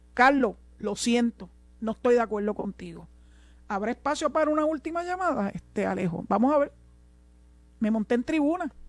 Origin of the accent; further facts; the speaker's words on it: Cabo Rojo, Puerto Rico; en mi pueblo de Cabo Rojo